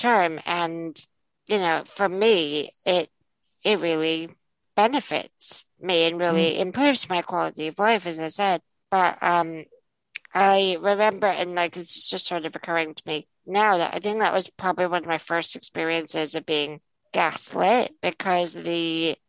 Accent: United States; now in United Kingdom; I grew up in the States

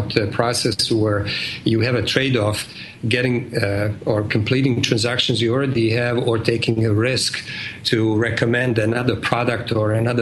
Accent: Bosnia & Herzegovina; accent: Eastern European; English is a second language; moved away as an adult; now in United States; I'm originally from Bosnia and came to States in 85

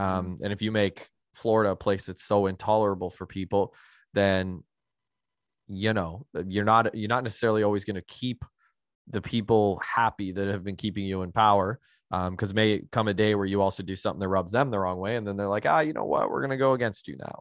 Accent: Canada; being a Canadian

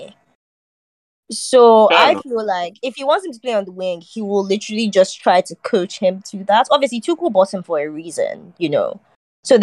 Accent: Nigeria; as a Nigerian woman

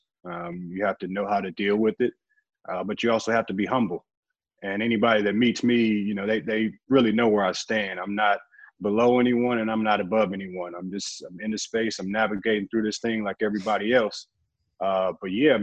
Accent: St. Louis, Missouri, United States; I was living in St. Louis, growing up in St. Louis

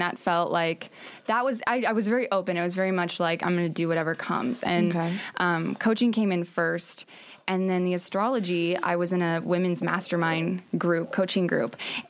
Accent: Omaha, Nebraska, United States; moved away as an adult; now in California, United States; So I used to be a pharmacist, and then I moved to California from Omaha, Nebraska in July of 2017.

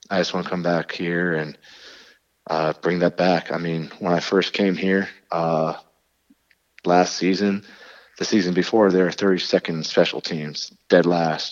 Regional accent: State College, Pennsylvania, United States; moved away as an adult; now in New York, United States; I'm from State College, Pennsylvania

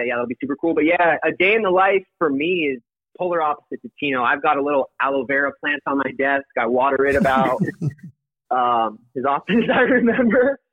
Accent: Colorado, United States; I was born in Colorado.

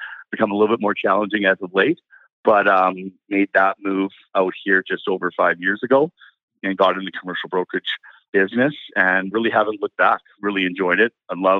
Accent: Burnaby, British Columbia, Canada; moved away as an adult; also born or lived in Calgary; now in Kelowna, Canada; I was born and raised in Vancouver in Burnaby

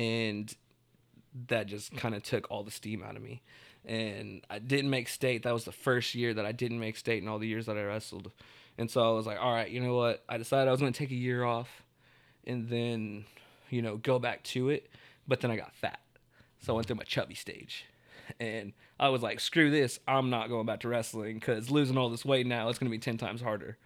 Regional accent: Tulsa, Oklahoma, United States; I'm from Tulsa, like, born and raised

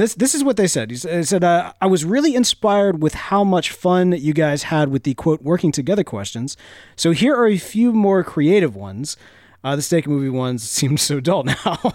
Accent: United States; I'm an American man that likes flavor

